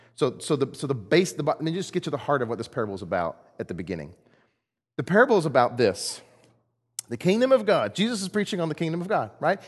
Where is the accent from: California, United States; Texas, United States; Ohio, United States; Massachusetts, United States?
Texas, United States; I'm from Texas. I'm not Greek.